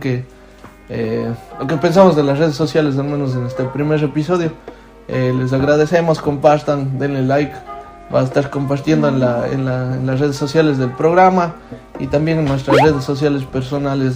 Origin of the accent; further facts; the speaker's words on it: Ecuador; moved away; mi país